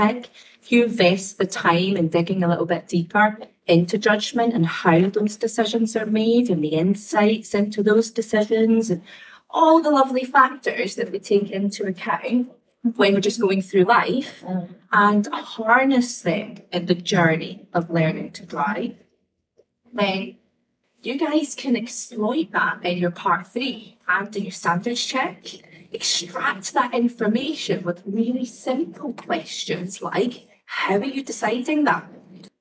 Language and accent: English; Scotland, United Kingdom; I'm the Scottish girl.